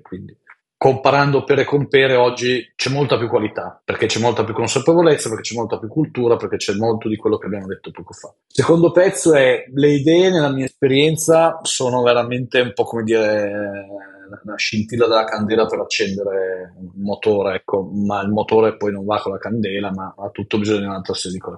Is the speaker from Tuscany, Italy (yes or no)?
no; Biella, Piedmont, Italy; also born or lived in Turin; sono nato a Biella, all'inizio il mio futuro era finire in un'azienda del tessile, cioè la massima aspirazione per mia mamma era speriamo che tu finisca in una bella azienda del tessile. Poi sono andato all'Università a Torino